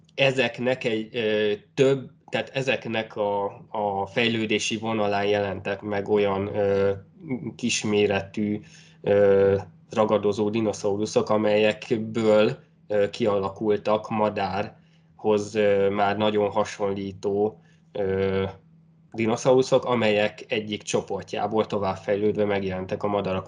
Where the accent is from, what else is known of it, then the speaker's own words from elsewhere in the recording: Great Hungarian Plain, southern Hortobágy, Hajdú-Bihar, Hungary; én az Alföldről származom, konkrétan a Hortobágy ja. egy, egy déli sarkából